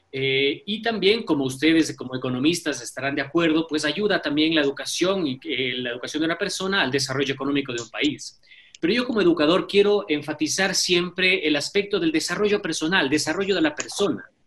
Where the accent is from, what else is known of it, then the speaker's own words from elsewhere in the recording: Ecuador; como ecuatorianos